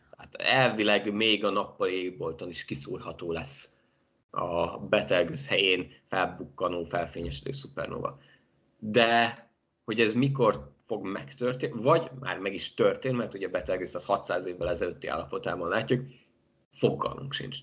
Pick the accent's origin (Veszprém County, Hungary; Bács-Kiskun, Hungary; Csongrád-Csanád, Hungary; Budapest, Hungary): Bács-Kiskun, Hungary; Baja; moved away; also born or lived in Szeged; én Baján nevelkedtem